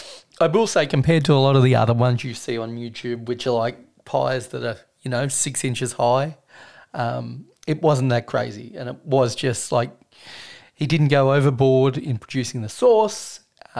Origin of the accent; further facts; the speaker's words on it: Australia; me as an Australian